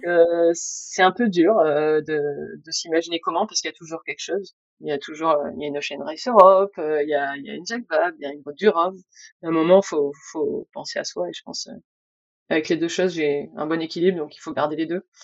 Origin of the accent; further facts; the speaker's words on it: Bordeaux, Nouvelle-Aquitaine, France; moved away as an adult; also born or lived in Spain; now in Brittany, France; je suis bordelaise, j'ai vécu en Espagne